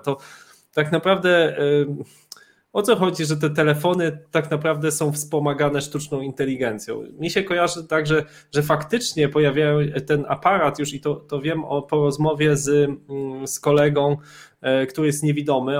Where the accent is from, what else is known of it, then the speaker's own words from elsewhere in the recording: Poland; accent: Polish; mój akcent polski był kompletnie jakby bez szans